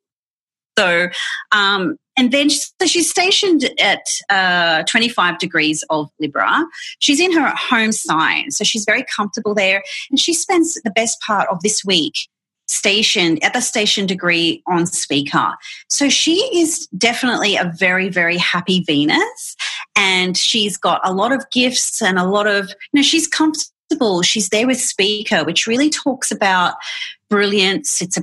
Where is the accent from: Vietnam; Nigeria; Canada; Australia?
Australia; Brisbane, Queensland; I'm from Brisbane in Australia, and I do astrology full time